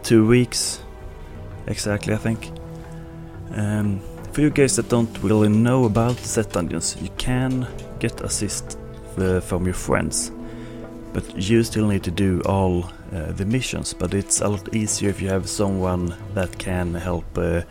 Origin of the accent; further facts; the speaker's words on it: Sweden; accent: Swedish; English is a second language; my Swedish accent